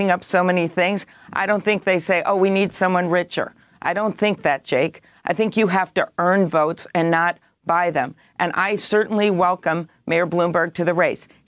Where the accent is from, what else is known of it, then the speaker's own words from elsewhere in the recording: Midwest, United States; I'm the one from the Midwest